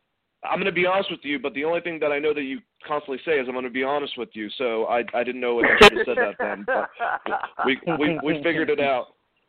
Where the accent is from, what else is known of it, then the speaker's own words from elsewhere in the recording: Boston, Massachusetts, United States; since I'm from Boston